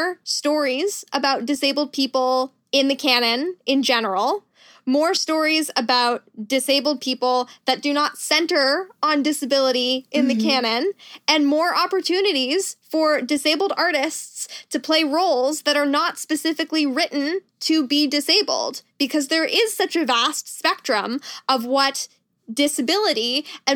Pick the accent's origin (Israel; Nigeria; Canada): Canada; moved away as an adult; also born or lived in United States; I am Canadian and I moved back to Canada a couple of years ago